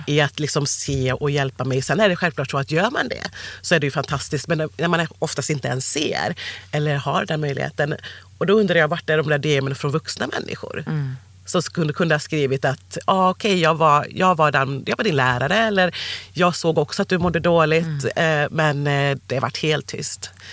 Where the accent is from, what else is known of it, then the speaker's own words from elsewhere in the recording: Sandared, Västra Götaland, Sweden; accent: västgötska; also born or lived in Cali, Colombia; Jag, jag föddes i Colombia, i Cali. Kom hit 86, född 85. Och sen så ja, då, då växte jag upp lite utanför Borås, mm. eh, istället som heter Sandared.